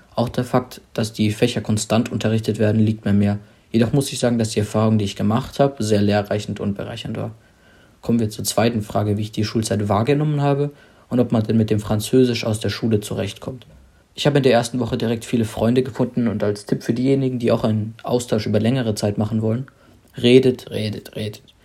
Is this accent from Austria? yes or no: no; Germany; ich komme aus Deutschland